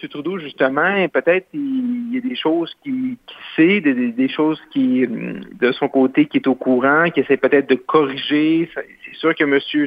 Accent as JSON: {"language": "French", "town": "Roberval", "region": "Quebec", "country": "Canada", "tie": "born or raised there", "said": "c'est mon patelin chez moi où je suis né, qui est Robert Val"}